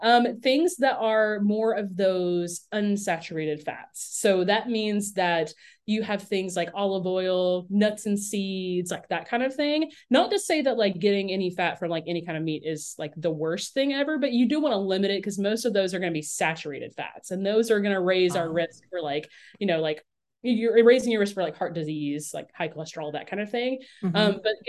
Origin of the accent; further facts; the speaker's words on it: Lebanon, Virginia, United States; now in Baton Rouge, United States; In Lebanon, Virginia.